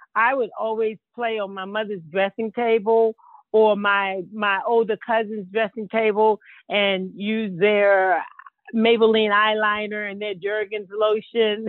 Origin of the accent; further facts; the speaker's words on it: Baltimore, Maryland, United States; I'm from Baltimore, Maryland